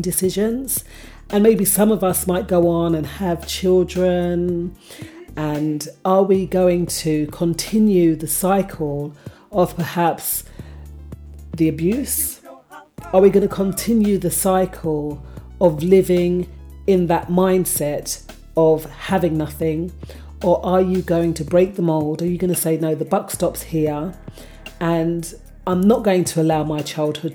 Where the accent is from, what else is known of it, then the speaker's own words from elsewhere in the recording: London, United Kingdom; I grew up in Hackney